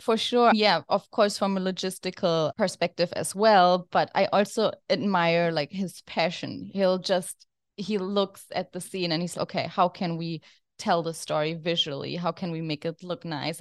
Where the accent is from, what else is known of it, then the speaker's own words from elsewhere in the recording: Germany; now in New York City, United States; I'm originally from Germany, as you can hear from my accent